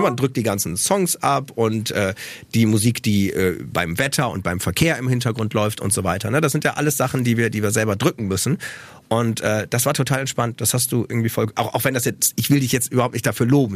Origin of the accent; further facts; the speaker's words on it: Osnabrück, Lower Saxony, Germany; Ich bin ja in Osnabrück aufgewachsen